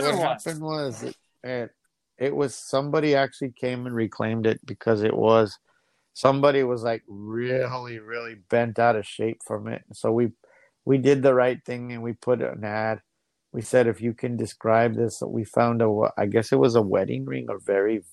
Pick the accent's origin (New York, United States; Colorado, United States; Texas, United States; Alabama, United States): Texas, United States; El Paso; I grew up in the El Paso Juarez border